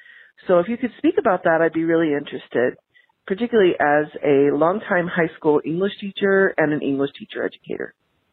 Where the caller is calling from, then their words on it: Laramie, Wyoming, United States; I'm calling from Laramie, Wyoming.